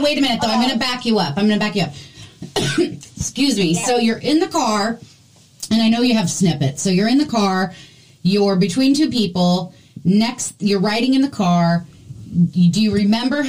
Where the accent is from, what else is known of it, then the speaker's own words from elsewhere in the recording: Midwest, United States; We're all from the Midwest